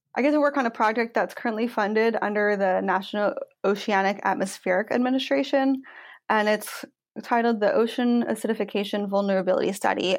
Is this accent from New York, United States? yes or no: no; Washington, United States; I grew up in Washington State